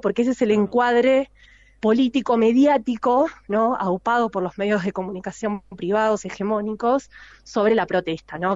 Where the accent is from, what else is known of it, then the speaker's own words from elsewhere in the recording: Argentina; a mí como argentina